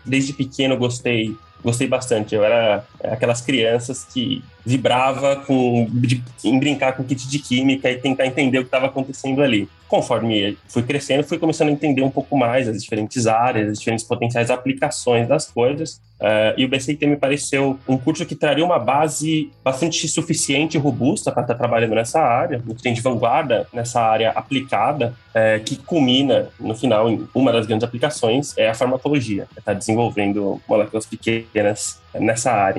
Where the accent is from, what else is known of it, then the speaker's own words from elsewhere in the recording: Ourinhos, São Paulo, Brazil; eu sou do interior de São Paulo, no cantinho do, do estado, quase no Paraná, eu sou da cidade de Ourinhos, é natural de lá